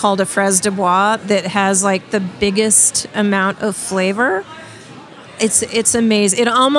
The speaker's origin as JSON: {"language": "English", "region": "California", "country": "United States", "said": "I'm from California"}